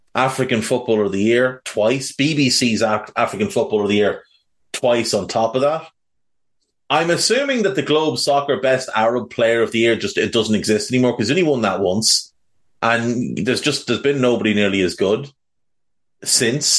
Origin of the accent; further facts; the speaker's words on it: Ireland; growing up in Ireland